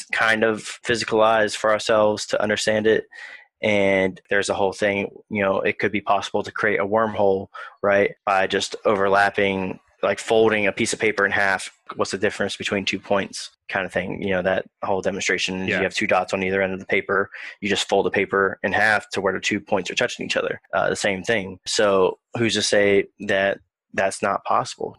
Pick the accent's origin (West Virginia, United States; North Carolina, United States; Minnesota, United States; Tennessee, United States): West Virginia, United States; Beckley; I was born in Beckley, West Virginia